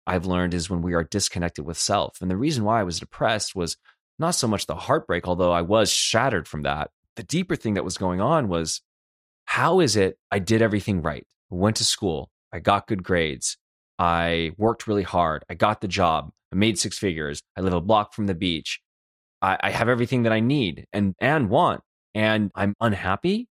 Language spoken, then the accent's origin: English; Los Angeles, California, United States; moved away as an adult; now in Detroit, United States; I'm from Los Angeles